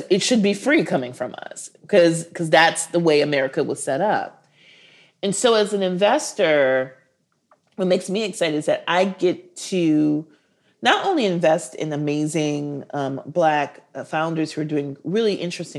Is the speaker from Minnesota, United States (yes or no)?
yes; Minneapolis, Minnesota, United States; also born or lived in Milwaukee; I'm from Minneapolis, and George Floyd was murdered 6 blocks away from where I went to elementary school.